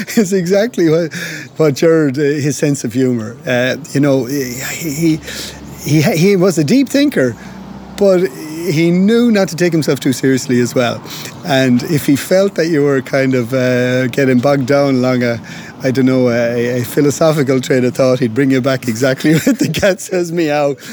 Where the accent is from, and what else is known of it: Galway, Connacht, Ireland; born or raised there; also born or lived in London